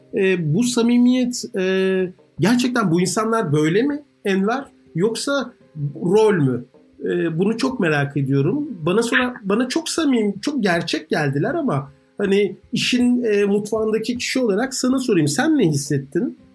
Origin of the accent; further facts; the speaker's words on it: Ankara, Turkey; moved away; Yeni mahallede büyüdüm.